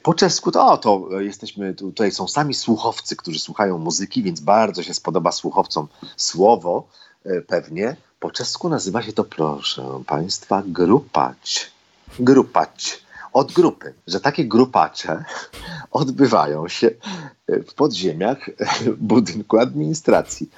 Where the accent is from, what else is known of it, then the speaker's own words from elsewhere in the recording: Poland; Jestem z Polska